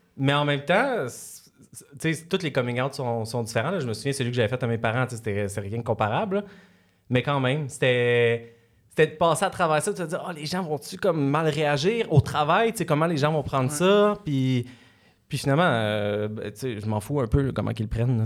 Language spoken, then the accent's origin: French; Salaberry-de-Valleyfield, Quebec, Canada; On, a l'attitude de la région à Valleyfield, mais c'est une ville